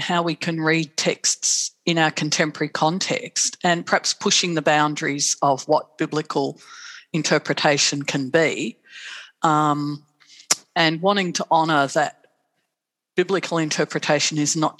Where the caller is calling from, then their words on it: Melbourne, Victoria, Australia; I'm joining you from Boonwurrung country on in Bayside, Melbourne, Naam.